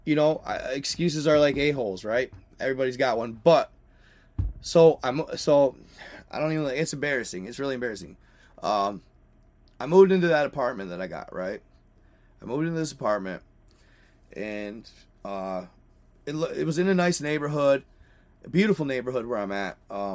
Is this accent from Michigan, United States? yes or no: yes; Michigan, United States; moved away; I'm from Michigan